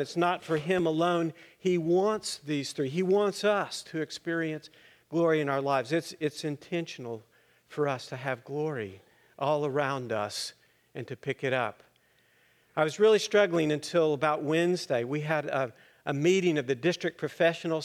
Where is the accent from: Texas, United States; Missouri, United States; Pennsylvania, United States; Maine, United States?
Texas, United States; Littlefield; I grew up in the Methodist Church in Littlefield, Texas, up there in the Panhandle